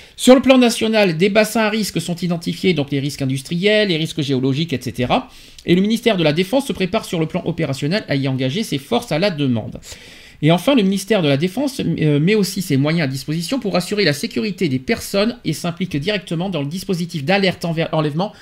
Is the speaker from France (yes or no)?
yes; France; chez nous en France